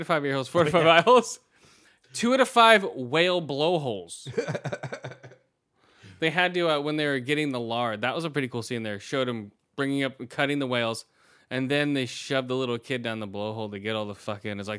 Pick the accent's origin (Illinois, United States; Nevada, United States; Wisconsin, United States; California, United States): California, United States; Redwood City; So down there near Redwood City. I'm like, yeah, I'm around in that area.